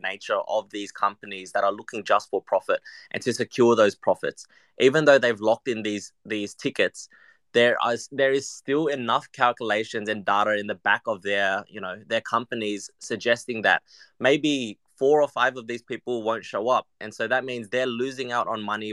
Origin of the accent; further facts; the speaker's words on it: Vietnam; moved away; my home country of Vietnam